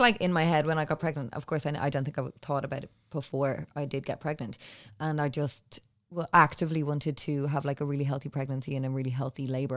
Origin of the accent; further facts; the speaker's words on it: Ireland; as Irish women